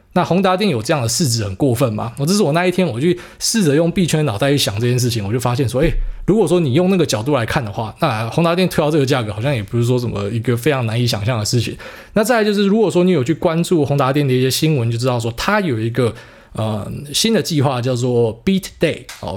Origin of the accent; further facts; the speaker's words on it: Taiwan; 我们台湾人